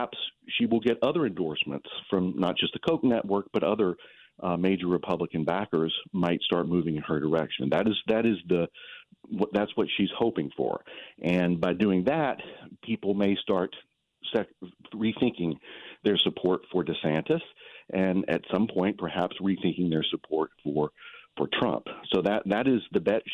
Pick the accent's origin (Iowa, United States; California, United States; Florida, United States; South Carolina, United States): South Carolina, United States; moved away; I grew up in South Carolina